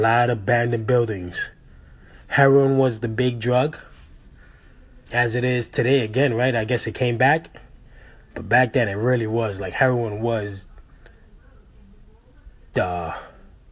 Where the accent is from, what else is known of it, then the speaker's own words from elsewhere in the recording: New York City, New York, United States; I grew up in Lower East Side back in the 80s